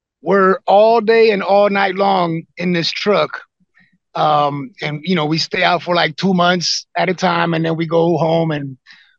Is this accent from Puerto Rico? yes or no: yes; Puerto Rico; now in Houston, United States; originally I'm Puerto Rican, but Texan now